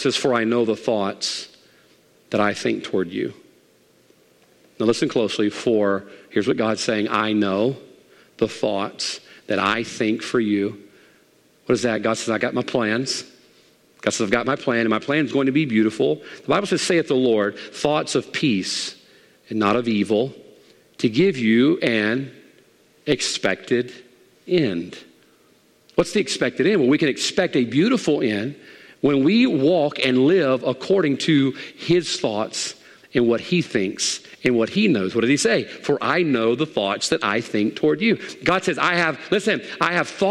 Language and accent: English; United States; I am an American